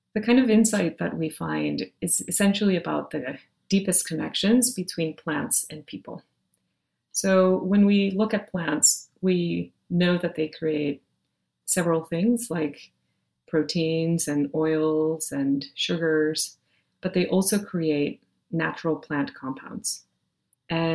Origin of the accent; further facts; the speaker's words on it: Monterrey, Nuevo León, Mexico; moved away; I grew up in Monterrey, Mexico